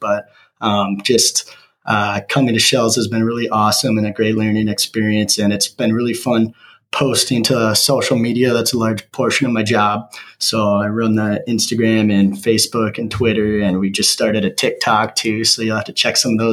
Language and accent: English; Saint Paul, Minnesota, United States; moved away as an adult; now in New Ulm, United States; I'm originally from St. Paul